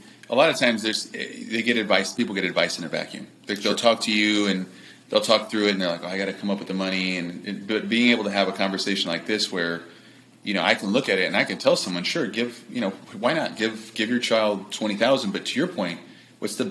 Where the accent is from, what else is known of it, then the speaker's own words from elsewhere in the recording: Los Angeles, California, United States; I'm from Los Angeles.